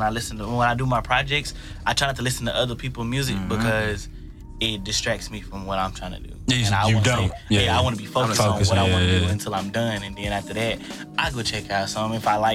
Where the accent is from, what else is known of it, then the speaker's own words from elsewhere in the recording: Tyler, Texas, United States; also born or lived in Austin, Texas; No, I'm from Tyler. I lived in Austin. I went to school in Austin.